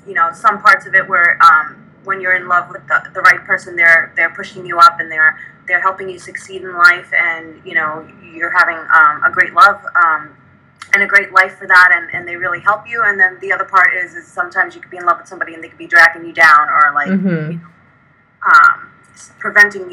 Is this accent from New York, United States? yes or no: yes; New York City, New York, United States; moved away as an adult; now in Arizona, United States; We grew up in New York. And we were great friends throughout high school